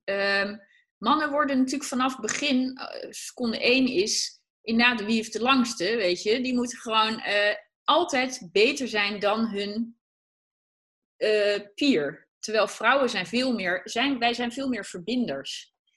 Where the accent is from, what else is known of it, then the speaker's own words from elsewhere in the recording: Achterhoek, Gelderland, Netherlands; ik kom uit de Achterhoek